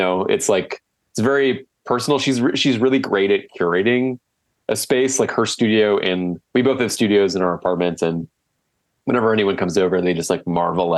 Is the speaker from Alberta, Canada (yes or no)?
no; Whitby, Ontario, Canada; now in Toronto, Canada; Whitby, that's where I grew up